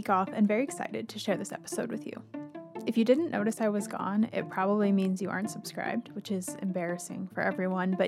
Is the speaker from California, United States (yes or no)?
no; Washington, United States; my home state of Washington